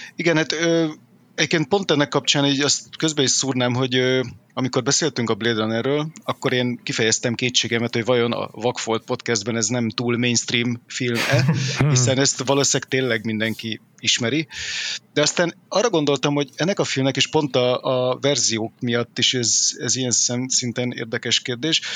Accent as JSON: {"language": "Hungarian", "country": "Hungary", "tie": "born or raised there"}